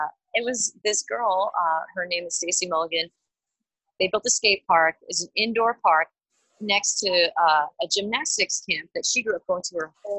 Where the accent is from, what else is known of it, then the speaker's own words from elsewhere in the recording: Long Island, New York, United States; also born or lived in Queens; I'd spend weekends with my dad in Queens, but I grew up on Long Island with my mom.